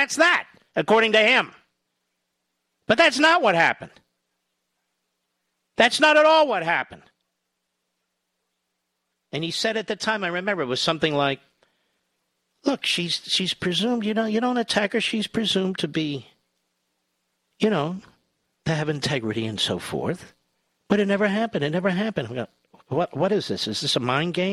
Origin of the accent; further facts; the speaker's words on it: Loudoun County, Virginia, United States; I'm from Loudoun County, Virginia.